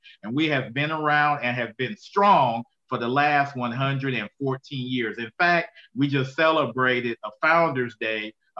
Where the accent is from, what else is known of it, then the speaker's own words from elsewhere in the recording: Tampa, Florida, United States; moved away as an adult; also born or lived in Okinawa, Japan; now in Augusta, United States; I'm originally from Tampa, Florida. I attended the University of South Florida down in Tampa, Florida